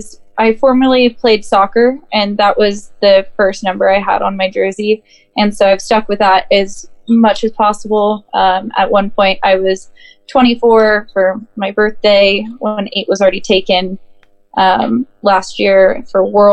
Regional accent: Minnesota, United States; also born or lived in California; I am originally from Minnesota, born and raised

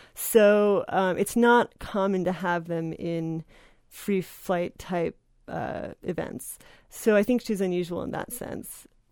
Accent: New Jersey, United States; volunteered at a Wild Bird Center where I grew up in New Jersey

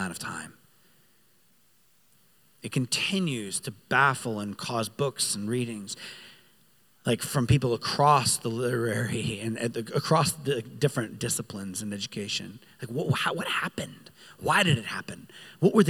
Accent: Rhode Island, United States; I grew up in Rhode Island

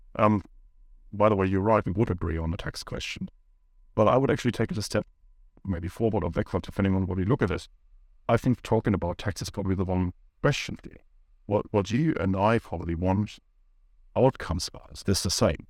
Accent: Germany; moved away as an adult; now in New Zealand; I grew up in Germany

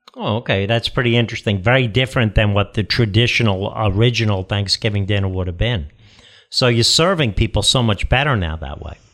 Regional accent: United States; as obviously an Irish American guy, I grew up with the traditional meal

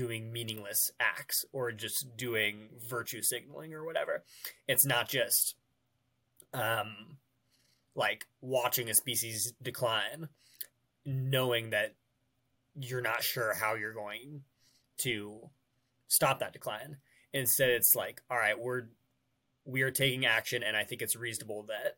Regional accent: Western Colorado, United States; I grew up in Western Colorado, like surrounded by national forest

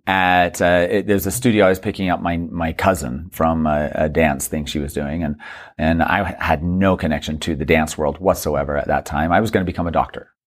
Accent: Mesa, Arizona, United States; moved away as an adult; now in New York, United States; I was raised in Mesa, Arizona, and there were ten kids.

